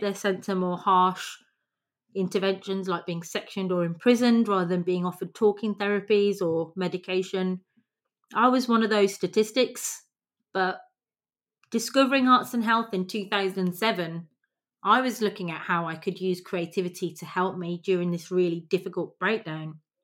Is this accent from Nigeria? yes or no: no; England, United Kingdom; the privilege that we have growing up in England